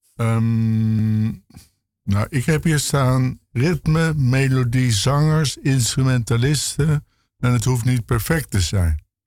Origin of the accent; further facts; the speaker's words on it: Bussum, North Holland, Netherlands; now in Amsterdam, Netherlands; ik ben geboren in Bussum